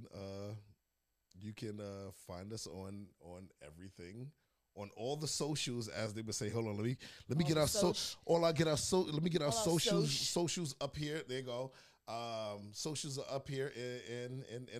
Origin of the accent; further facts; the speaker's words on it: New York City, New York, United States; moved away as an adult; now in Atlanta, United States; I was born and raised in Brooklyn, New York. Moved down here to Atlanta